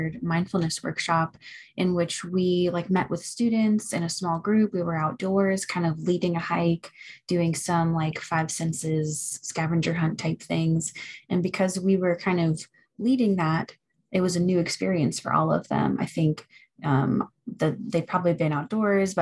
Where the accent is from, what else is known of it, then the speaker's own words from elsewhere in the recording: Florida, United States; now in Boone, United States; I'm originally from Florida